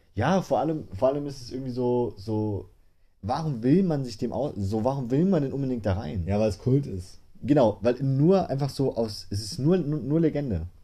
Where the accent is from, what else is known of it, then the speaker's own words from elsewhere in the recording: Saarland, Germany; Wir sind aus dem Saarland